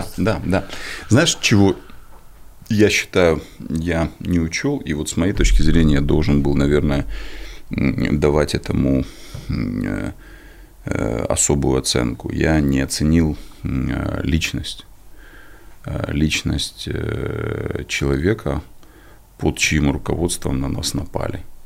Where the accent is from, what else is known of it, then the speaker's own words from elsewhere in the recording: Kyiv, Ukraine; в мой дом, в мой город, а я коренной киевлянин